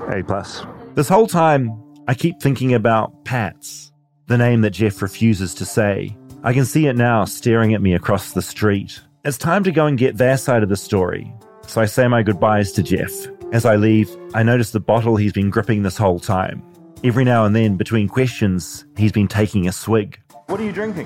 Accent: New Zealand; accent: New Zealand; I'm from New Zealand

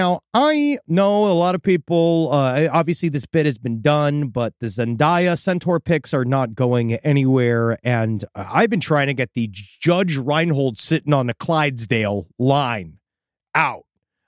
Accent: St. Louis, Missouri, United States; Because he knows me. I'm a city guy. I'm from St. Louis.

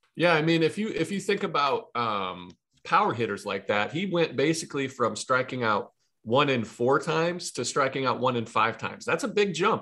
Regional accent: Ohio, United States; I'm from Ohio, Midwest, grew up, born and raised

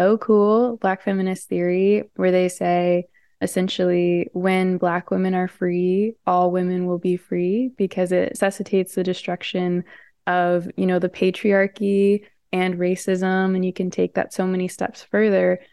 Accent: St. Louis, Missouri, United States; I'm from Saint Louis, Missouri

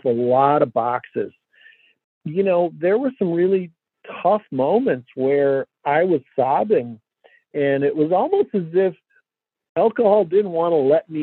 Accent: Detroit, Michigan, United States; And I grew up here in Detroit

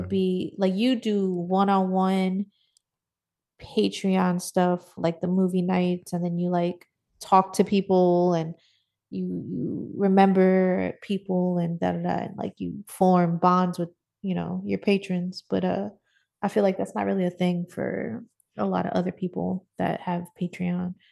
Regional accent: New York, United States; growing up in New York

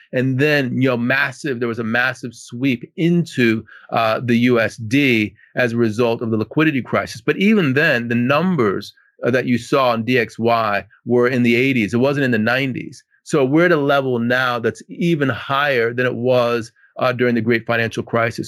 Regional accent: Washington, District of Columbia, United States; I'm from Washington, D C

